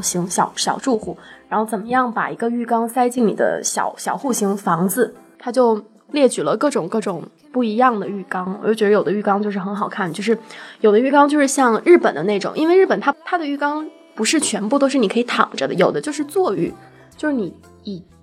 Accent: Shenzhen, Guangdong, China; 我从小在深圳长大

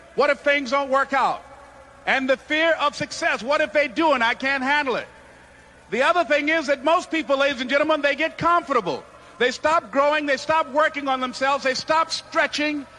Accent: Miami, Florida, United States; born or raised there

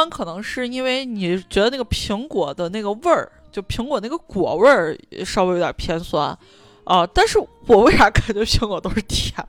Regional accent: Shaanxi, China; 我作为陕西人，

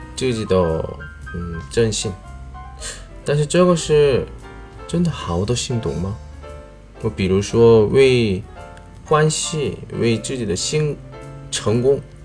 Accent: South Korea; moved away; 我是来自韩国外教

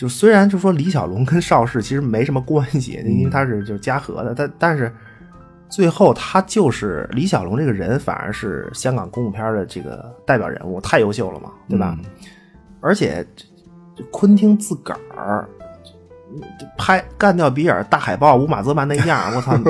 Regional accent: China; 你伤害了我作为一个中国人中国人的这个民族自尊心啊！

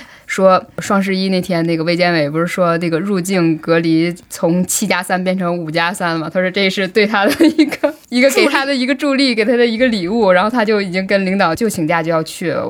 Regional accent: China; 我们中国人

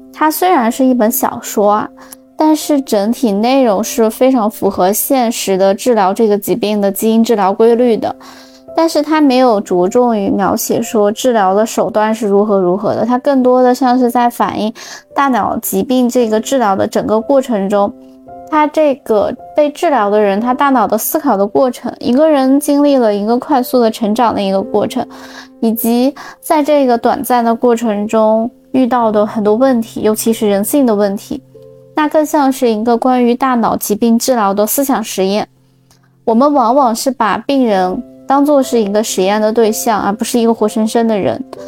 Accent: Xinjiang, China; moved away; 我的家乡新疆

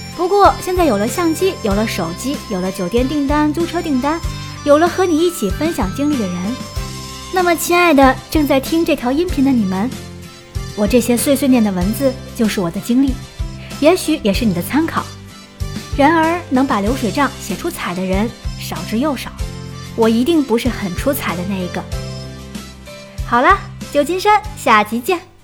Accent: China; 我们中国人

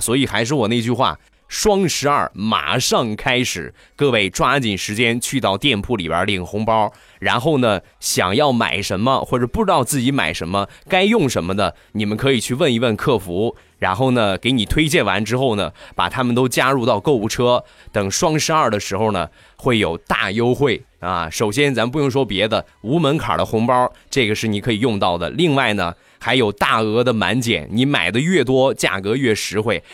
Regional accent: Rizhao, Shandong, China; 我家乡的特产，日照绿茶

